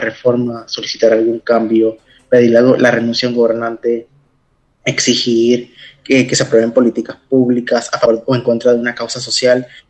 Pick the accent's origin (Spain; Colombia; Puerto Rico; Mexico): Puerto Rico; en mi país